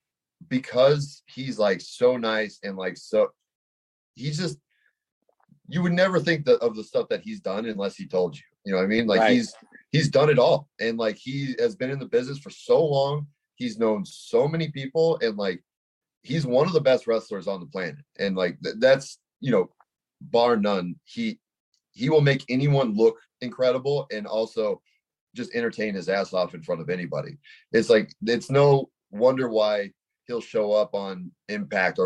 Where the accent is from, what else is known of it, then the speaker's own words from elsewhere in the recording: Los Angeles, California, United States; I'm from the Valley